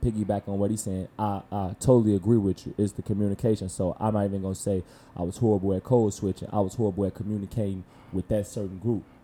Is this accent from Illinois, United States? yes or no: yes; Chicago, Illinois, United States; also born or lived in Normal, Alabama; I'm from Chicago